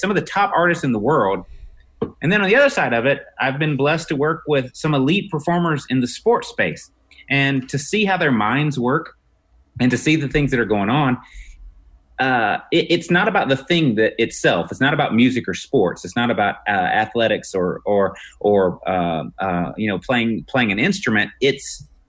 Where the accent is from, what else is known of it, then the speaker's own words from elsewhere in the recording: Mississippi, United States; I'm a redneck from Mississippi